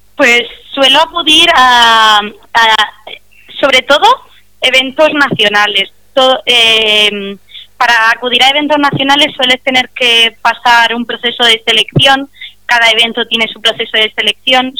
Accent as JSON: {"language": "Spanish", "town": "Murcia", "region": "Region of Murcia", "country": "Spain", "said": "yo soy de Murcia"}